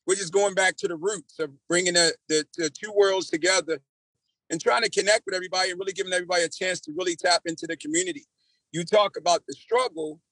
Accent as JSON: {"language": "English", "town": "Baltimore", "region": "Maryland", "country": "United States", "tie": "born or raised there", "moved": "as an adult", "lives_now": "Columbia, United States", "said": "I was raised in Baltimore. I come from Baltimore"}